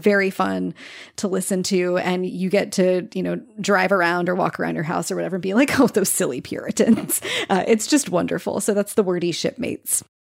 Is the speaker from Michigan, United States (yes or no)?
no; suburbs outside Kansas City, United States; now in Southern United States; I grew up, um, in the suburbs outside Kansas City